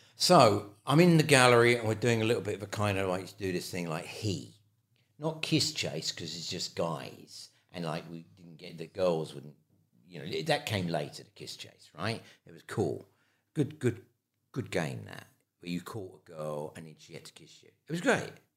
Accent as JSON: {"language": "English", "region": "London", "country": "United Kingdom", "also_born_or_lived": "Ireland", "accent": "London", "said": "my London accent."}